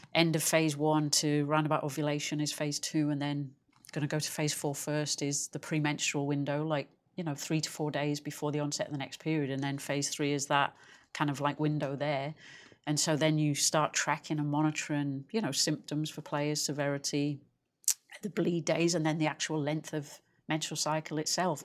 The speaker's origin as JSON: {"language": "English", "region": "England", "country": "United Kingdom", "said": "I'm English"}